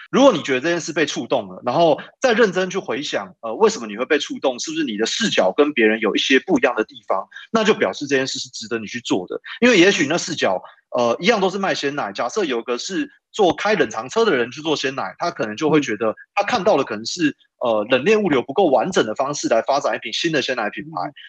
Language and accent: Chinese; Taipei, Taiwan; 我又因为从小在台北长大，